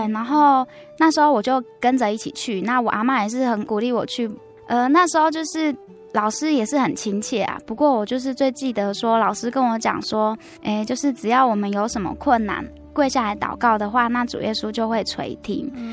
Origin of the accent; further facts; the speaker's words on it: Taichung, Taiwan; also born or lived in Tai'an Township, Miaoli County (Atayal village); 我小时候，我爸妈住在台中，但是因为他们工作的关系，呃，没有办法照顾我，所以他们请，我阿嬷照顾我，所以就是隔代教养，就是小时候直到念大班的时候才回来台中